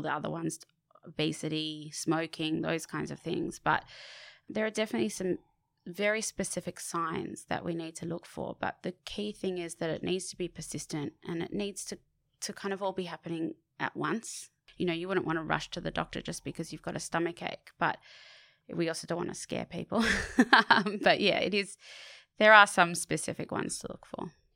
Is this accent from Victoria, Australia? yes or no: no; Sydney, New South Wales, Australia; I did grow up on Bondi Beach